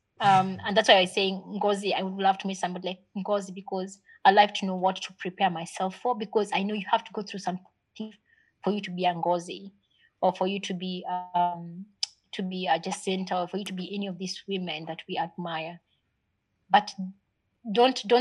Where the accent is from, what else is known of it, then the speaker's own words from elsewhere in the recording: Nakuru, Nakuru County, Kenya; also born or lived in Mathare, Nairobi / Pangani, Nairobi; I was born in Mathare. Mm-hmm. I grew up in Nakuru